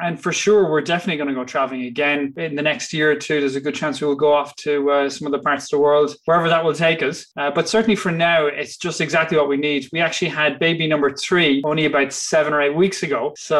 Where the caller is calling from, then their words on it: Limerick, Munster, Ireland; I am dialing in from Limerick in Ireland.